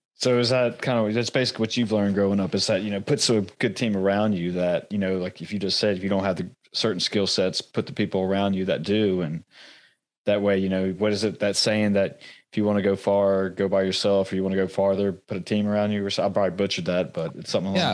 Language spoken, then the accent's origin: English; United States; I was born here in America, but you know, and I've, I've never been outside the country yet